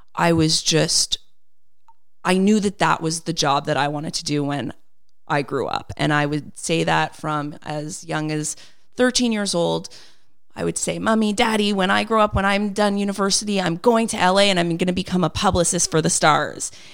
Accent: Montreal, Quebec, Canada; I was born and raised here in Montreal

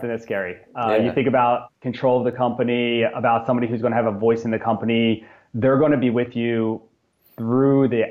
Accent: New Jersey, United States; born and raised in South Jersey.

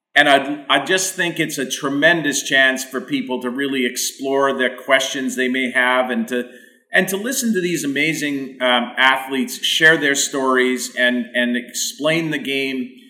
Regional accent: Winnipeg, Manitoba, Canada; my own experience growing up in Winnipeg

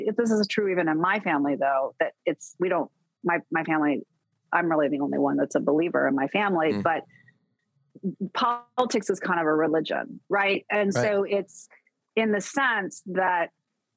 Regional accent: Fairbanks, Alaska, United States; moved away; I grew up in Fairbanks, Alaska, this tiny little town.

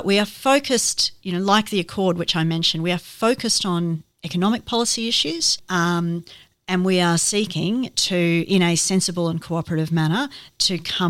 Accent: Ipswich, Queensland, Australia; became an MP when I was 26, representing my hometown, Ipswich

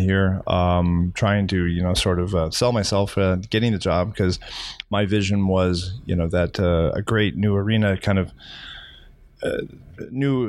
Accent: Texas, United States; now in Florida, United States; I'm from Texas

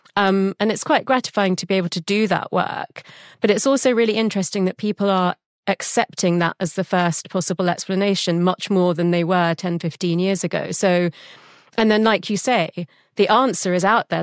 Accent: London, United Kingdom; I was born in London

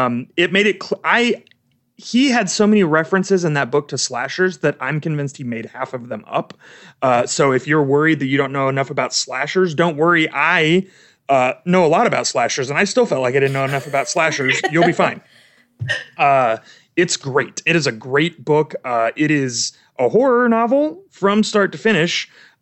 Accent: Kansas City, Missouri, United States; where I grew up in Kansas City

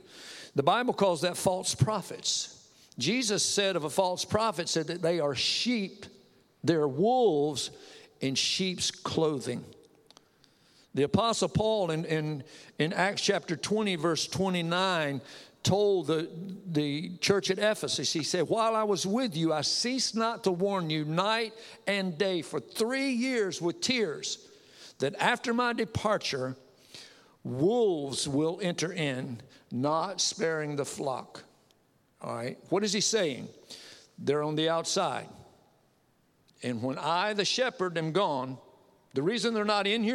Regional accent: the South, United States; also born or lived in Connecticut; I'm Southern born, Southern bred, and bless God, when I die, I'll be Southern dead.

